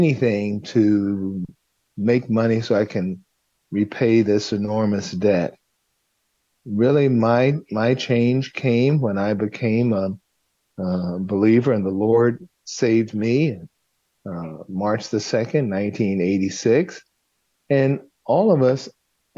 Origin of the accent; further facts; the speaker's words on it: Los Angeles, California, United States; I was raised in South Central Los Angeles